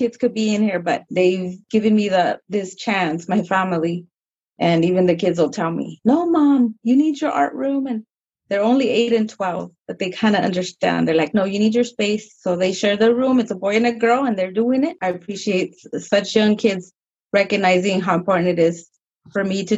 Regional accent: San Diego, California, United States; I was raised here, born and raised in San Diego

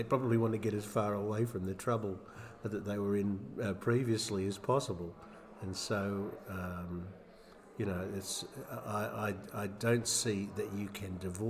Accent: Sydney, New South Wales, Australia; now in Melbourne, Australia; I grew up in Western Sydney, and so I'm a Penrith Panthers rugby league fan

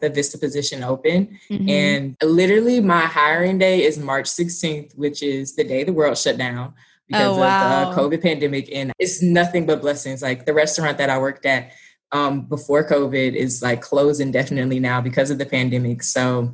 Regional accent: Baton Rouge, Louisiana, United States; moved away as an adult; also born or lived in Monroe, Louisiana; now in Houston, United States; I'm Baton Rouge, born and raised

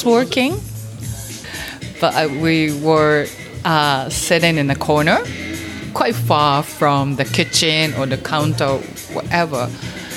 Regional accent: Fukuoka, Japan; my hometown, Fukuoka.

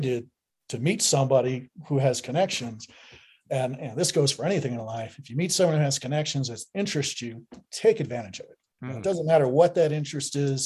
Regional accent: Michigan, United States; moved away; I'm originally from Michigan, so I had finagled a couple days off where I went home to Michigan

